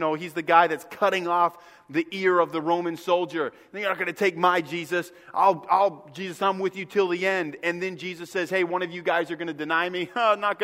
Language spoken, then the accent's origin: English; Northeast, United States; moved away; I grew up in the Northeast.